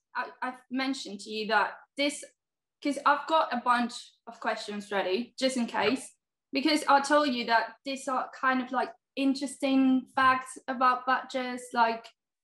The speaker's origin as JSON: {"language": "English", "country": "Spain", "also_born_or_lived": "Seville, Spain", "said": "I'm actually Spanish."}